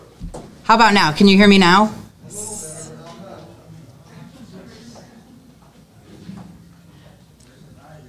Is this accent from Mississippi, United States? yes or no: no; Williamsburg, Iowa, United States; I'm from Williamsburg, and I farm alongside with my husband